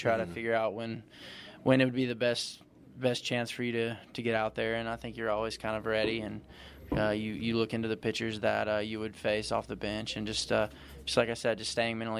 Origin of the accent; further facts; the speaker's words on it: North Carolina, United States; moved away as an adult; now in Cypress, United States; I'm from North Carolina, and I'll always claim North Carolina. But yeah, I love it here. Love living in the area, and stay out in Cypress.